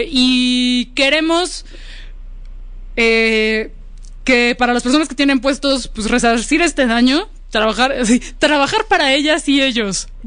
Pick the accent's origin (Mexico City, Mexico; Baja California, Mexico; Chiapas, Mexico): Mexico City, Mexico; Venustiano Carranza; Así, bendito Dios, soy de la Venus Carranza.